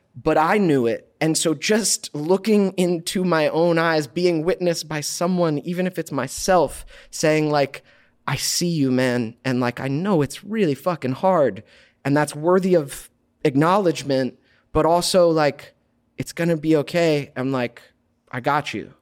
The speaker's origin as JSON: {"language": "English", "region": "Georgia", "country": "United States", "tie": "born or raised there", "moved": "yes", "lives_now": "California, United States", "said": "We, we grew up in Georgia together"}